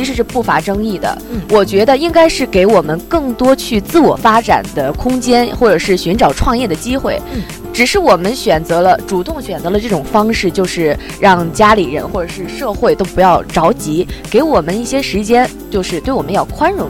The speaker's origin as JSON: {"language": "Chinese", "region": "Hebei", "country": "China", "said": "你知道我是从那个河北过来的吗？"}